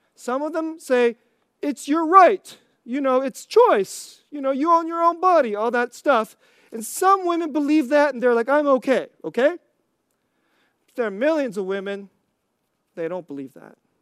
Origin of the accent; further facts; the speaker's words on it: United States; I'm Korean American